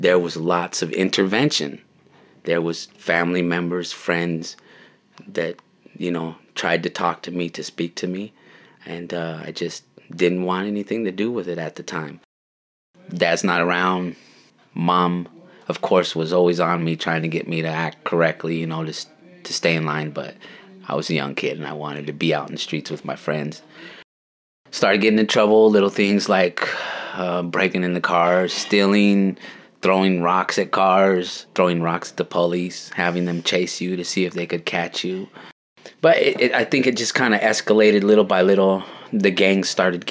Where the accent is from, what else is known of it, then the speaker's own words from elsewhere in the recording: Yakima, Washington, United States; When I was growing up in Yakima, I went to school